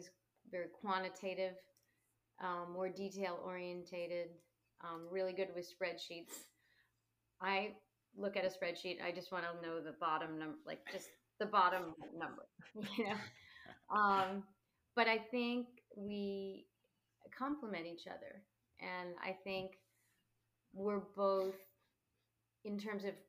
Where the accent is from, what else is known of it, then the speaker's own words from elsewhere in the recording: Montclair, New Jersey, United States; also born or lived in Neptune, New Jersey; I'm originally from Montclair, New Jersey.